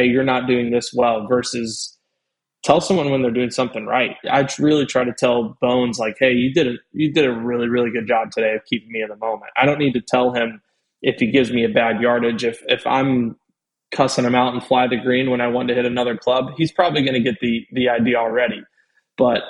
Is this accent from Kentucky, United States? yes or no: yes; Louisville, Kentucky, United States; now in Florida, United States; growing up in Louisville